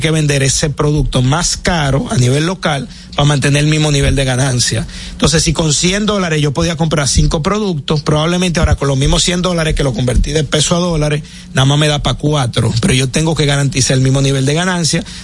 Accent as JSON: {"language": "Spanish", "country": "Dominican Republic", "said": "quienes se van a quedar con un problema, digamos, a largo plazo somos nosotros los dominicanos."}